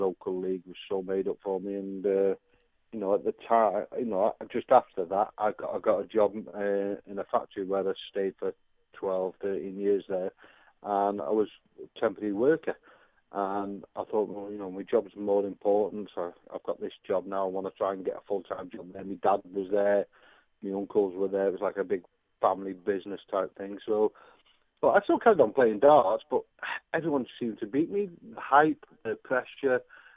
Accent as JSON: {"language": "English", "town": "Runcorn", "region": "North West England", "country": "United Kingdom", "said": "I was from Runcorn"}